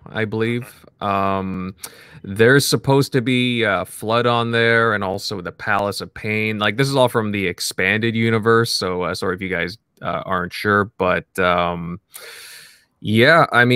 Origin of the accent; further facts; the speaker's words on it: Canada; I'm Canadian